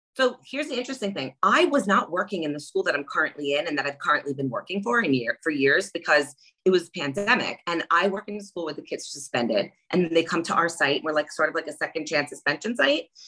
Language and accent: English; New York, United States; I'm from New York